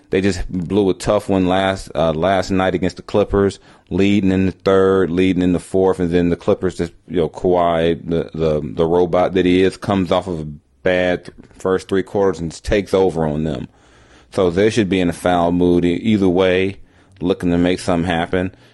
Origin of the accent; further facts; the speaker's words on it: Los Angeles, California, United States; also born or lived in Long Beach, California; Shout out to Long Beach, South, South Central, LA, my hometown.